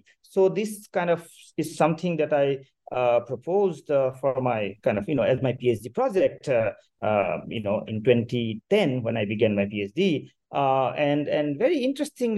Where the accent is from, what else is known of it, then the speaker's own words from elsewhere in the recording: Majuli, Assam, India; moved away; also born or lived in Syracuse; I was born and raised in Majuli, which is a river island